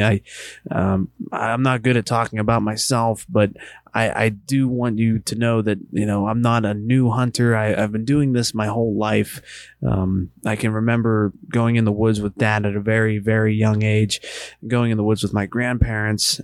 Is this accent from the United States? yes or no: yes; Western Pennsylvania, United States; moved away as an adult; also born or lived in Eastern Ohio; now in Ohio, United States; I live in Eastern Ohio. I grew up in Western Pennsylvania.